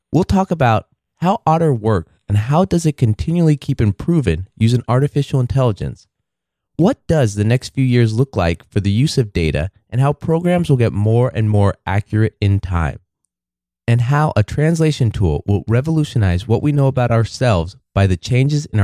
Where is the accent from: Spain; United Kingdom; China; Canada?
China; Beijing; moved away as an adult; also born or lived in Tucson, Arizona / Atlanta / Mountain View, California; now in United States; I was born in China, in Beijing. I grew up there.